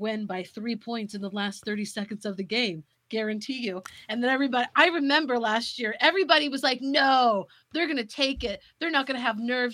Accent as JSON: {"language": "English", "town": "St. Joseph", "region": "Missouri", "country": "United States", "tie": "born or raised there", "said": "my hometown"}